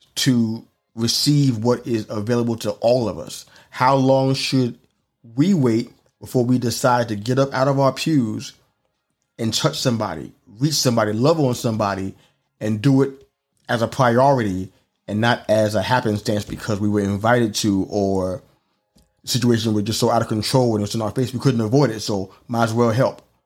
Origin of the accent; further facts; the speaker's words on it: New York City, New York, United States; moved away; growing up in New York City